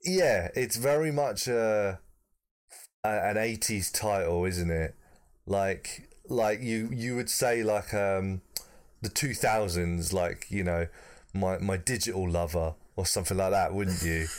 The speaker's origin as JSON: {"language": "English", "country": "United Kingdom", "said": "as a proud Brit"}